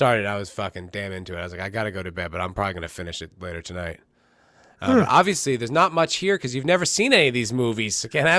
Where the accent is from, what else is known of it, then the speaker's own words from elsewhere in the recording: East Coast, United States; like at least where I grew up in the East Coast